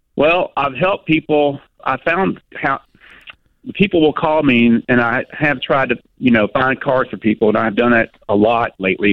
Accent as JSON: {"language": "English", "area": "near Nashville", "region": "Tennessee", "country": "United States", "tie": "born or raised there", "said": "that's close to my hometown"}